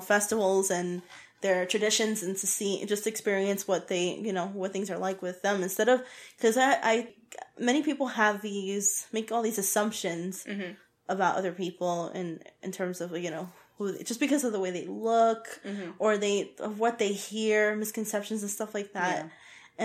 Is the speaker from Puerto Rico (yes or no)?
yes; Puerto Rico; I'm from Puerto Rico. I'm Puerto Rican